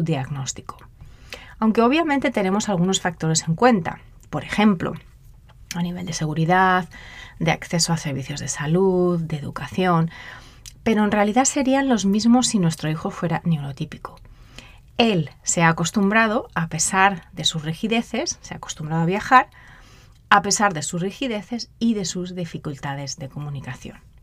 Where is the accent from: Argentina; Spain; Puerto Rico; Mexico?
Spain; moved away as an adult; also born or lived in Mozambique; yo soy española